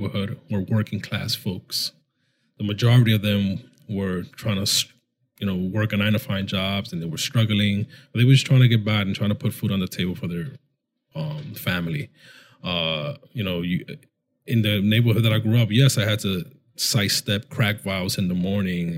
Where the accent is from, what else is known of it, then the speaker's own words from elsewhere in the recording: New York City, New York, United States; also born or lived in Washington Heights, New York; I was raised in the University Heights section of the Bronx